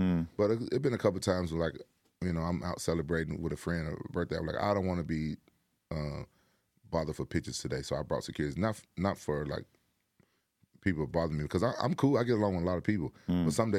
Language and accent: English; Memphis, Tennessee, United States; Yeah, but even before I became an MMA fighter, I'm from Memphis.